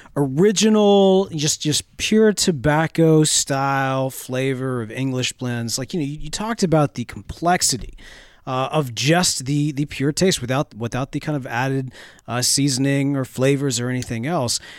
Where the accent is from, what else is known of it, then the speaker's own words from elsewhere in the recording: United States; I'm an American man that likes flavor